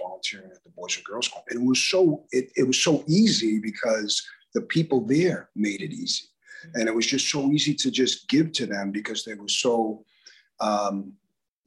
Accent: Newton, Massachusetts, United States; I was born here in 1959, lived here all my life

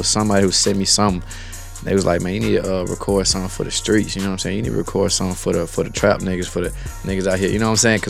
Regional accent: Smyrna, Georgia, United States; I grew up on the north side, Mario. You know what I'm saying? Cobb County, Smyrna too

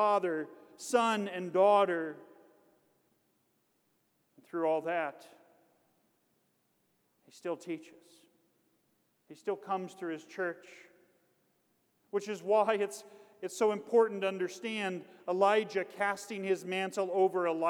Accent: Kansas, United States; I'm from Kansas.

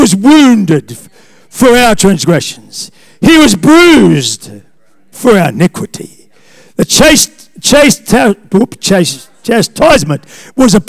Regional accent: Australia; I'm an Australian

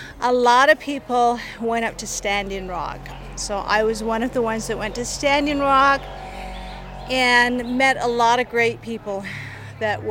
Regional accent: Bluff, Utah, United States; I'm from San Juan County, so I am from Bluff. This place is just like, I love this place. This is my hometown.

